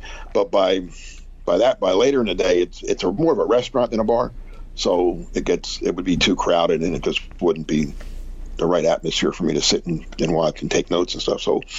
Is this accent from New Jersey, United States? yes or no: yes; New Jersey, United States; moved away; also born or lived in Philadelphia; because of my Northeast upbringing, growing up in Jersey and working in Philly.